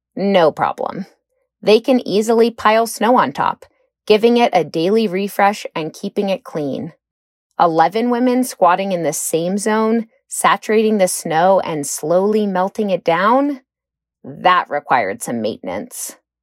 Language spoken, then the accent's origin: English; Washington, District of Columbia, United States; moved away as an adult; also born or lived in Portland, Oregon; Growing up in Washington, D.C.